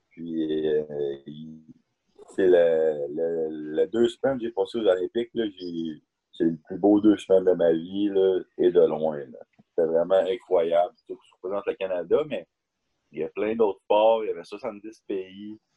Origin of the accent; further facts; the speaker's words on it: Berlin, Germany; born there; Mes ah. deux parents sont canadiens, je n'ai pas le droit d'avoir le passeport allemand, euh, même si je suis né à Berlin.